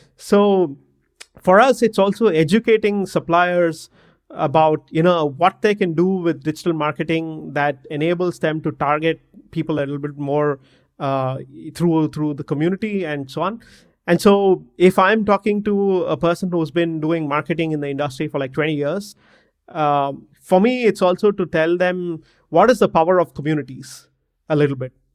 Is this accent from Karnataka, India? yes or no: yes; Bangalore, Karnataka, India; I'm from Bangalore in India